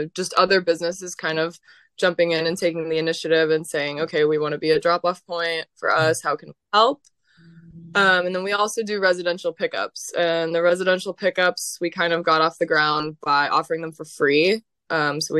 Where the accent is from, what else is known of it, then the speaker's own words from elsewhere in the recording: San Diego, California, United States; moved away as an adult; also born or lived in San Francisco; now in New Orleans, United States; I grew up in San Diego, California.